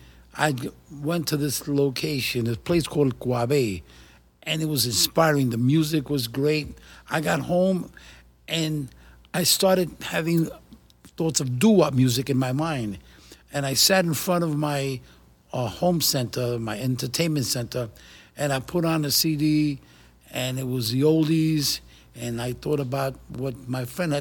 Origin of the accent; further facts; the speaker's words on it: New York City, New York, United States; also born or lived in Puerto Rico; my life growing up in New York City